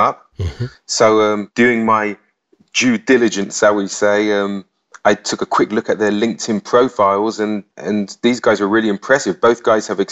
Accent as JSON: {"language": "English", "region": "London", "country": "United Kingdom", "tie": "born or raised there", "accent": "English", "moved": "yes", "lives_now": "Cyprus", "said": "I was born in London, actually, hence the English accent"}